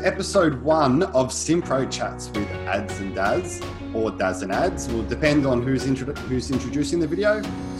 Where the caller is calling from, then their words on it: Melbourne, Victoria, Australia; So I'm coming from lovely Melbourne